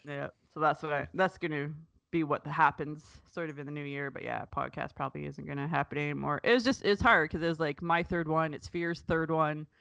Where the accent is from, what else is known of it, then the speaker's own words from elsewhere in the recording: Canada; I'm Canadian